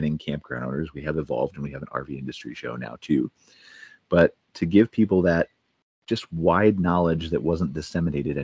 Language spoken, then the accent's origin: English; Cleveland, Ohio, United States; moved away as an adult; now in Calgary, Canada; I'm American. I was born in Cleveland, Ohio. But in February of 2021, I moved to Canada, to Calgary, Canada.